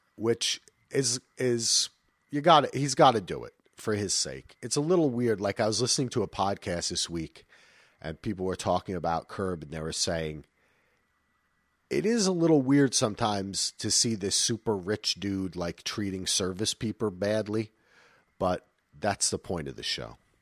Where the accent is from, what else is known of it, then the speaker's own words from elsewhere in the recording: Springfield, New Jersey, United States; also born or lived in North Carolina; now in Portland, United States; I grew up in Springfield, New Jersey